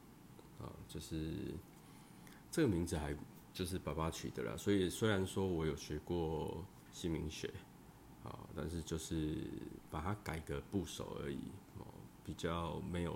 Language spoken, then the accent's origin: Chinese; southern Taiwan, Taiwan; 有些部分我会用国台语双声带，哦，因为我是南部人呐，哦，南部人呐，拢讲台语较济啦。